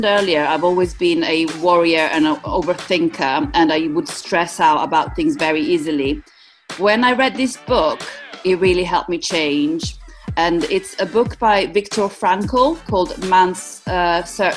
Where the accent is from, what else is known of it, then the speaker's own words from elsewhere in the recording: Italy; also born or lived in East Midlands, United Kingdom; now in United Kingdom; I'm from Italy originally.